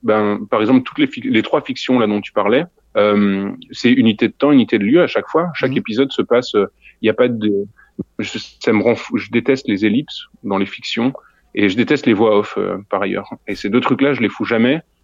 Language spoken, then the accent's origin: French; Neuves-Maisons, Grand Est, France; now in Brussels, Belgium; je, suis français, je viens de Lorraine, d'un tout petit bled à côté de Nancy qui s'appelle Neuve Maisons. Et euh, ouais, non, je, je suis pas, je suis pas belge, mais je vis à Bruxelles maintenant.